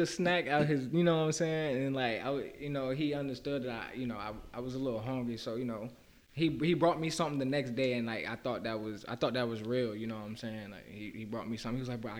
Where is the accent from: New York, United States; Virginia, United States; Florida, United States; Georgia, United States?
Georgia, United States; also born or lived in Kansas; now in California, United States; I'm originally from Kansas. I moved to Georgia probably about around second, third grade.